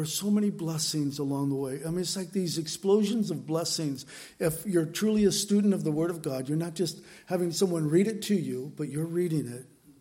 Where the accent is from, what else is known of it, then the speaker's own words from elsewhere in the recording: San Diego, California, United States; moved away; San Diego, my hometown where I grew up